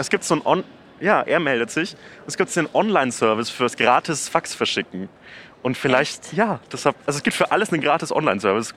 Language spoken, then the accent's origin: German; Nuremberg, Bavaria, Germany; meine Heimat, nämlich ah. Nürnberg-Knoblauchsland.